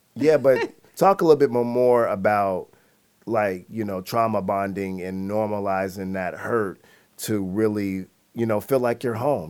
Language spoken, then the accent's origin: English; Seattle, Washington, United States; growing up in Seattle